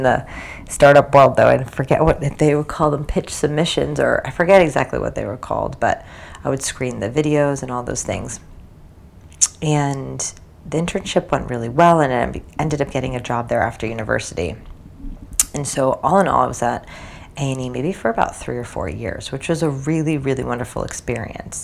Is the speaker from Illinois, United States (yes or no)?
no; New Jersey, United States; moved away as an adult; also born or lived in New York City, United States / China; I grew up in New Jersey